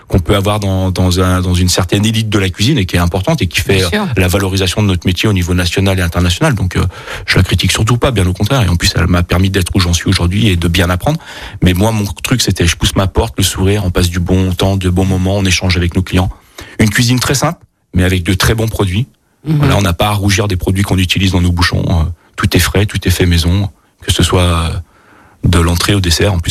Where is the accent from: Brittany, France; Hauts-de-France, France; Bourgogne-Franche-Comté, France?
Bourgogne-Franche-Comté, France; born there; now in Grenoble, France; Donc moi effectivement je suis né en Bourgogne euh, d'une famille euh, voilà qui avait je dirais des, attaches avec avec la bonne bouffe, le vin